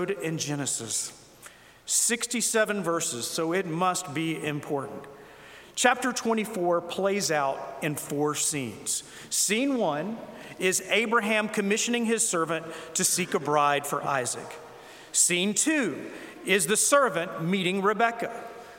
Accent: South Carolina, United States; I was from South Carolina

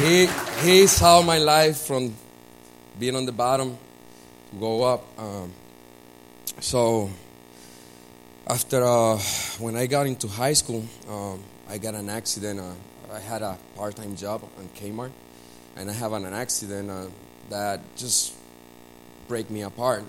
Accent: Puerto Rico; I was born and raised in Puerto Rico

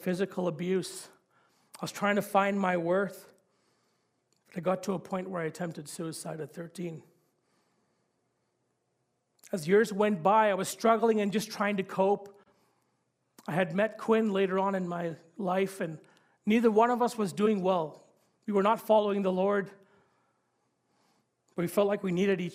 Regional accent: Sri Lanka; I'm from Sri Lanka. I was born there. And I grew up in an area of Sri Lanka where there was civil war and violence.

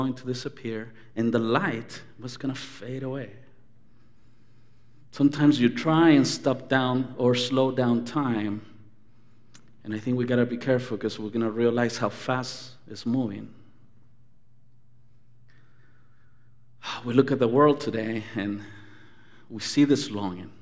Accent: Anaheim, California, United States; When I grew up in Anaheim

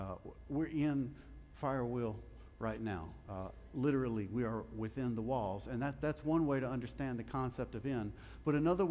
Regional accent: Louisiana, United States; I'm from Louisiana

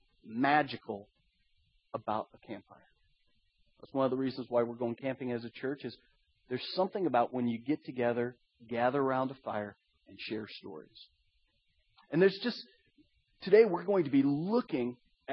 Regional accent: Iowa, United States; My brother and I, we grew up in Iowa.

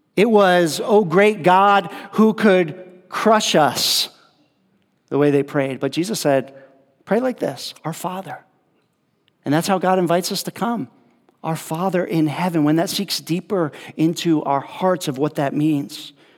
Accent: upstate New York, United States; moved away as an adult; also born or lived in California / Mexico; I grew up in New York, so um, in upstate New York

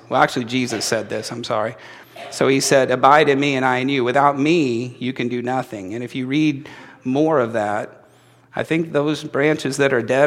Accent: Indiana, United States; I'm from Indiana, that's just how we talk.

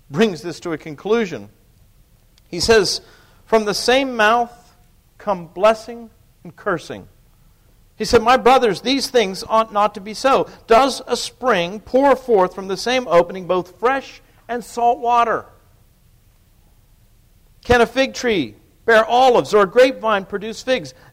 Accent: Pennsylvania, United States; I think most of you know I'm from Pennsylvania.

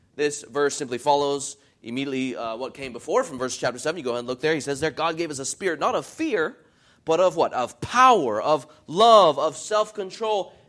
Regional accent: United States; for us as American Christians

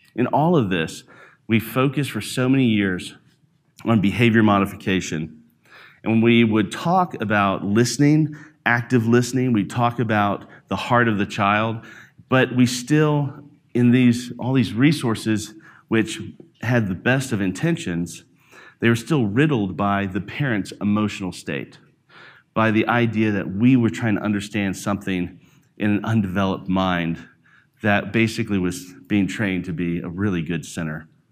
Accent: Alabama, United States; also born or lived in New York / Jackson, Mississippi / Branson, Missouri; now in Denver, United States; I'm from Alabama. So, I grew up in the country where there's a lot of pig farms.

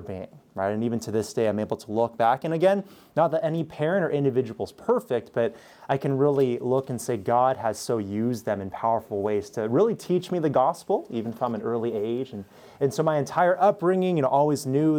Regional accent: Southern California, United States; moved away as an adult; also born or lived in Pittsburgh, Pennsylvania; now in Missouri, United States; we're both from Southern California, born and raised

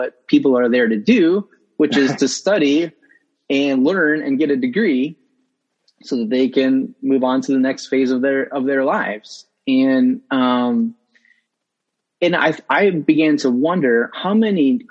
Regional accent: Northwest Ohio, United States; now in Columbus, United States; I grew up in Northwest Ohio. I'm a transplant to Columbus.

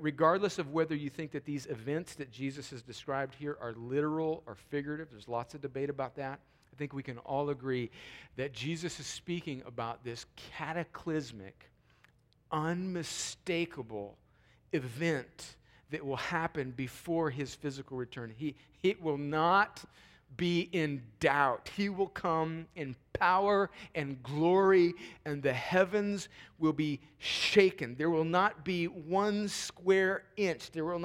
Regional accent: United States; also born or lived in Columbus, Georgia; us as American Christians

